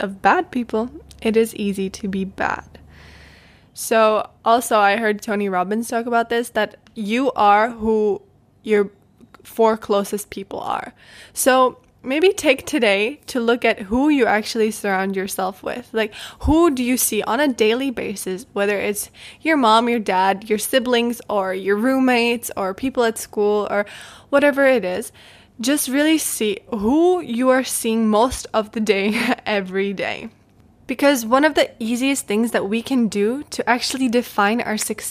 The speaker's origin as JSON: {"language": "English", "country": "Czechia", "tie": "born or raised there", "moved": "as an adult", "said": "I love my home country. I love the Czech Republic"}